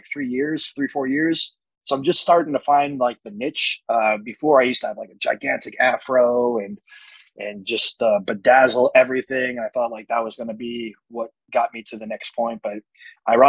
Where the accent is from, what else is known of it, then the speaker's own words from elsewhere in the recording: New Jersey, United States; I'm from Jersey